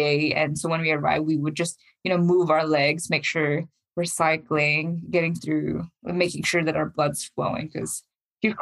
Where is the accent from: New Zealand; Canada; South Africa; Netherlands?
New Zealand; we're from New Zealand